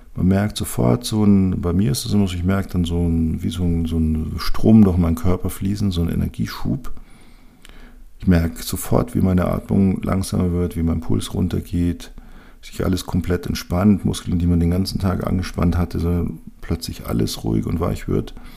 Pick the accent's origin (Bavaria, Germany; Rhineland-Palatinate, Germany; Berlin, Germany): Bavaria, Germany; bei uns in Bayern